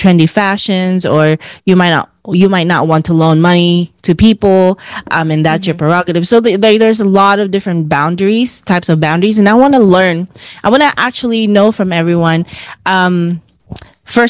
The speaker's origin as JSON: {"language": "English", "country": "Philippines", "said": "as Filipino women"}